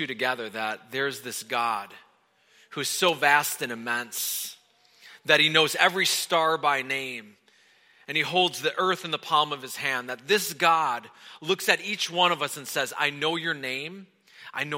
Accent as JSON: {"language": "English", "region": "Wisconsin", "country": "United States", "tie": "born or raised there", "moved": "yes", "said": "I grew up in Wisconsin"}